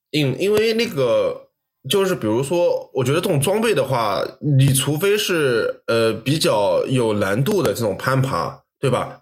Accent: China; moved away; 我们中国人

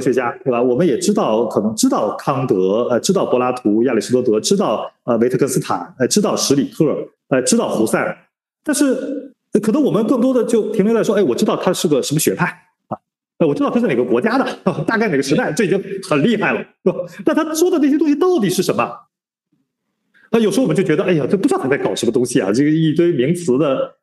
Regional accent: China; 我们中国人

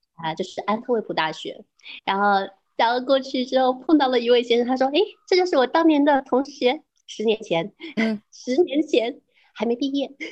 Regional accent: Yuhuan, Zhejiang, China; moved away; 我是台中凯话门的乡下人，我是哦凯门的黄门人，更加小的海岛

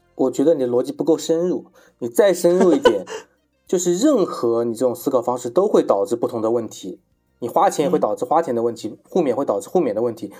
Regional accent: China; 我们中国人

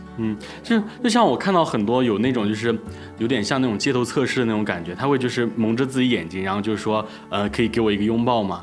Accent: Anhui, China; 我是安徽的考生

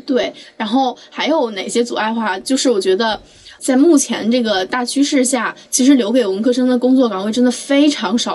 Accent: Anhui, China; moved away; 因为我老家是安徽的嘛

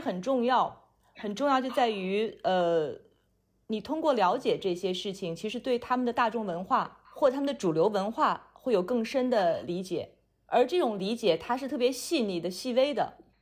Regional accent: China; 我肯定就是代表中国人的这种身份

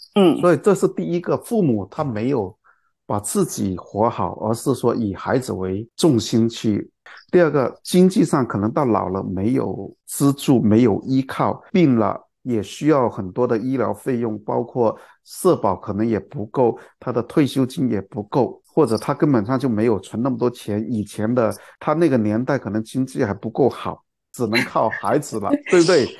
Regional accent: China; 我们中国人

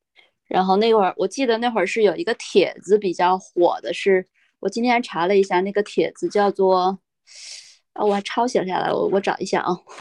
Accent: Hegang, Heilongjiang, China; 在之前我跟别人说我来自哪里的时候，基本上都会说是佳木斯，因为这个名字好像似乎还有人知道。我从来都不跟别人提我是鹤岗的

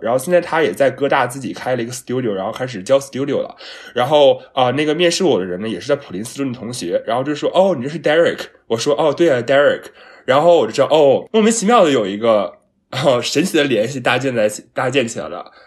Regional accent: China; now in Philadelphia, United States; 我们都是中国人出来的嘛

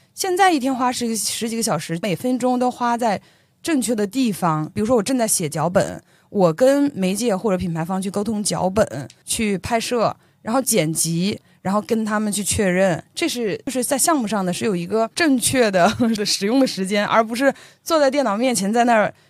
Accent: Beijing, China; moved away as an adult; also born or lived in Anhui; now in Shanghai, China; 来自安徽， 从小一直生活在北京， 在去年的十一， 才刚刚来到上海

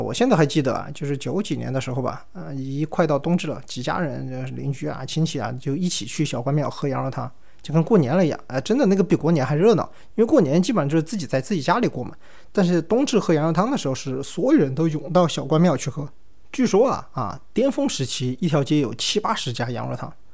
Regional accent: Chengdu, Sichuan, China; 我们成都人真的是过什么节都吃火锅

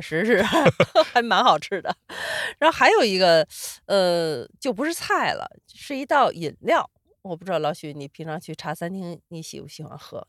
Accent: Sichuan, China; moved away; 因为我四川人

